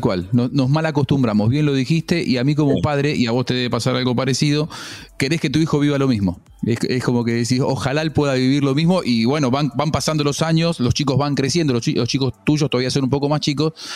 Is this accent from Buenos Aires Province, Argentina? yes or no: yes; Castelar, Buenos Aires Province, Argentina; soy de Castelar